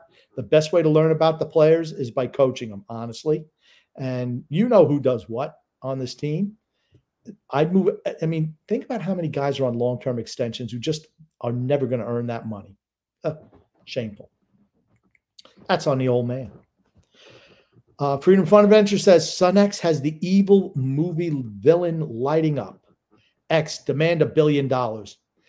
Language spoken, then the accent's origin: English; Long Island, New York, United States; now in North Carolina, United States; I am originally from Long Island. Right now I live in North Carolina.